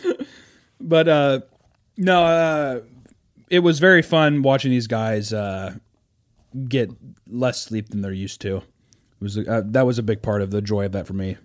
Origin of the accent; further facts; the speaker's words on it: Kansas City, United States; moved away; I'm from Kansas City